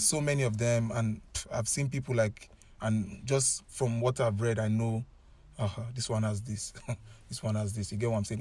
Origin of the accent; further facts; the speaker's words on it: Nigeria; moved away as an adult; I came all the way from Nigeria.